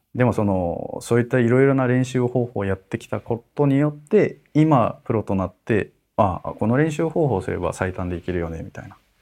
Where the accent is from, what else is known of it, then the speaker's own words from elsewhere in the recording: Tokyo, Japan; also born or lived in Sapporo, Hokkaido; 札幌で生まれて、で東京で育った